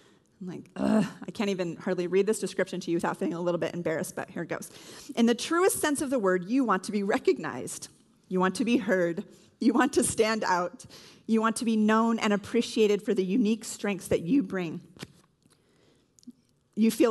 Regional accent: California, United States; moved away as an adult; I'm originally from California

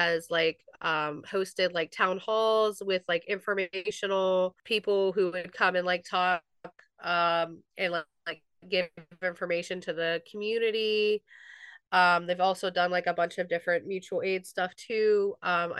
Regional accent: East Palestine, Ohio, United States; I'm from East Palestine, Ohio. I've lived here almost my whole life.

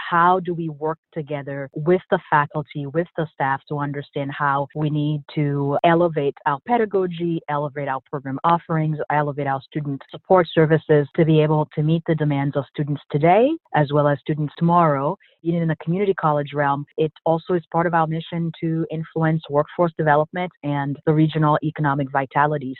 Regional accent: Port-au-Prince, Ouest, Haiti; also born or lived in Boston, United States; now in United States; So I'm originally from Haiti, grew up in Port-au-Prince, and spent the 12 years after we moved to the U.S. living in Boston

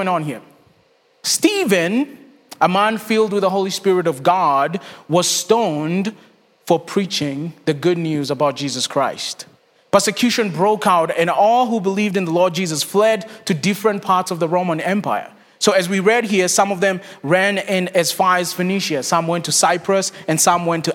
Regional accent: Kenya; moved away as an adult; also born or lived in Texas; now in Charlotte, United States; I was born and raised in Kenya. My wife and I moved to the States in 2014 to go to seminary

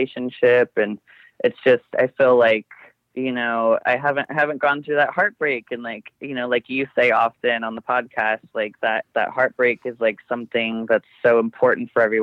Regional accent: Northern California, United States; moved away as an adult; now in Eugene, United States; I grew up in a really small area in Northern California. My hometown is like 1,000 people

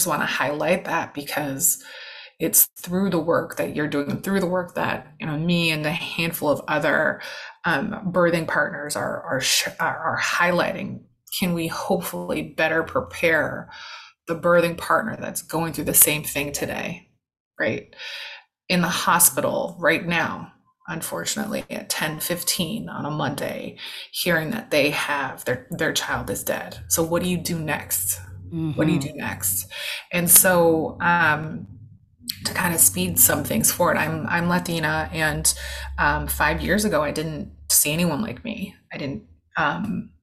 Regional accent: California, United States; moved away as an adult; now in New York, United States; my entire family's from California. I'm from California, but I've been in New York for 12 years, so I consider myself a New Yorker

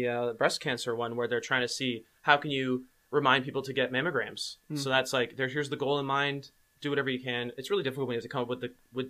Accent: Ottawa, Ontario, Canada; Yeah, I noticed Ottawa was on your homepage. That's where I'm from.

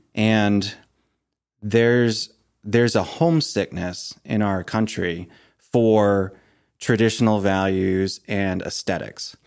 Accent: Maine, United States; moved away as an adult; also born or lived in Ohio; when we moved back to Maine from Ohio, um, we renovated the old farmhouse that I had grown up

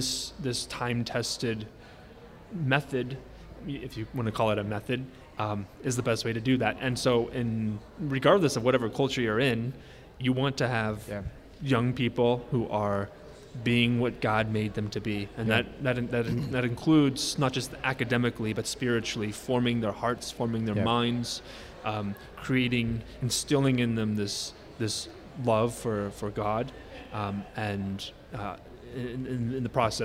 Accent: Kansas, United States; born or raised there

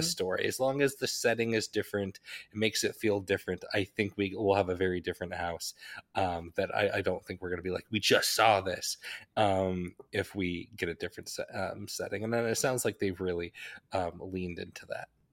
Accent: Wasatch Range, Utah, United States; I grew up in the Wasatch Range of the Rocky Mountains

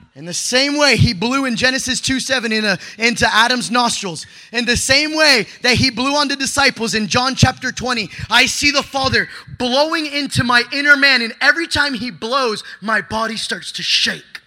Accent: Mexico; I'm Mexican. I come from Latino family

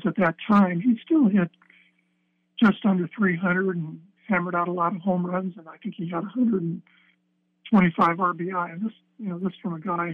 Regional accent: Los Angeles, California, United States; moved away as an adult; also born or lived in Corvallis, Oregon; I grew up in Los Angeles, and I think by age 18, I was kind of ready to get into a different environment

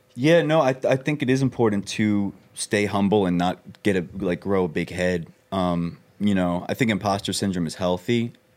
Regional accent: Long Island, New York, United States; moved away; I grew up on Long Island

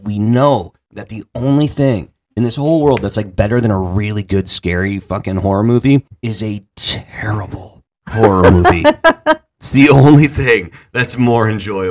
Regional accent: Massachusetts, United States; I am from Massachusetts, where fuck is actually taught in school

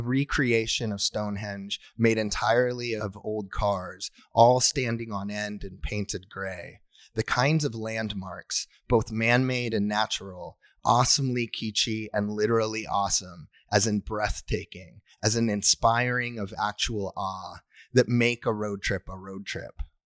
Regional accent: Tacoma, Washington, United States; now in Ann Arbor, United States; from where I live in Ann Arbor, Michigan, to where I grew up in Tacoma, Washington

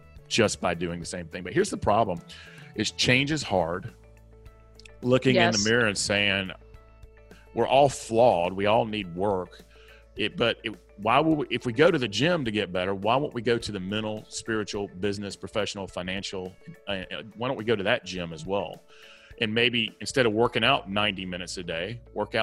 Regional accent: the South, United States; accent: Southern; my Southern accent

